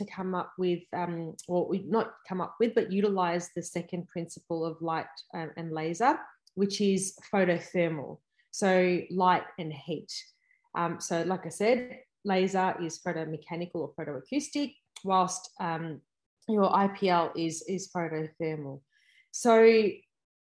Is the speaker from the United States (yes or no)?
no; Melbourne, Victoria, Australia; I am from Melbourne